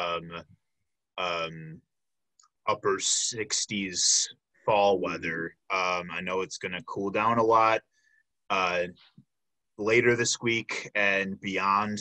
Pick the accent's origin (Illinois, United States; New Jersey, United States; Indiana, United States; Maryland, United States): Illinois, United States; Chicago; moved away as an adult; now in Milwaukee, United States; I'm originally from the Chicago area